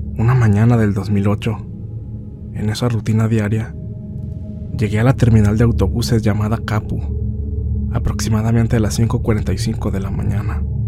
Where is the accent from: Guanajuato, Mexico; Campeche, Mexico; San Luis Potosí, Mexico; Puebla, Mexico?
Puebla, Mexico; Rafael Lara Grajales; soy del municipio de Rafael Lara Grajales, situado al noreste de la capital del estado de Puebla